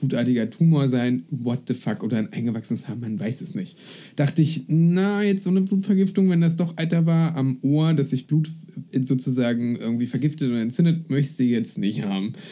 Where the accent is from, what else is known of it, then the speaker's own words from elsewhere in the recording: eastern Germany, Germany; now in Berlin, Germany; Ich komme aus dem Osten